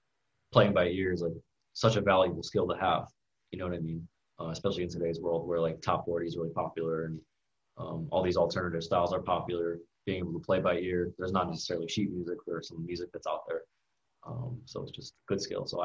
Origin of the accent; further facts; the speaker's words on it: Connecticut, United States; I grew up, born and raised in Connecticut